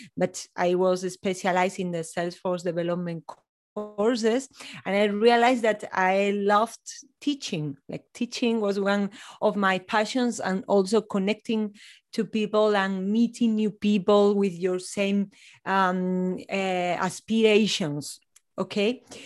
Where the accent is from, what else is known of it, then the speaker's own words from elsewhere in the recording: Spain; also born or lived in north of Spain / Ceuta; now in Granada, Spain; I'm from Spain. I'm based in Granada, in the south of Spain, near to the Sierra Nevada mountains